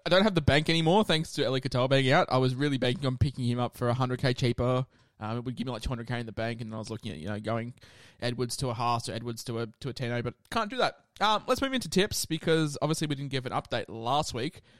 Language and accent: English; Queensland, Australia; as a Queenslander myself